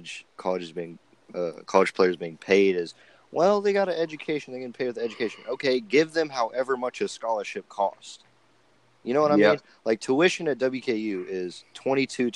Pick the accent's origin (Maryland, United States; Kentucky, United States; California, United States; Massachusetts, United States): Kentucky, United States; Bowling Green; I was born here